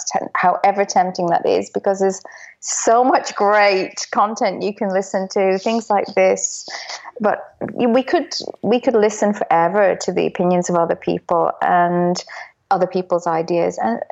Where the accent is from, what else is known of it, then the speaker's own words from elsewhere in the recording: Dublin, Leinster, Ireland; I was brought up in Dublin, which I say is the storytelling capital of the world